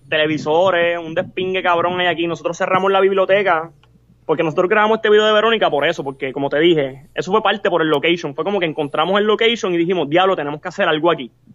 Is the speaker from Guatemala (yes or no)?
no; Puerto Rico; somos latinos también, pero no somos de México, somos de Puerto Rico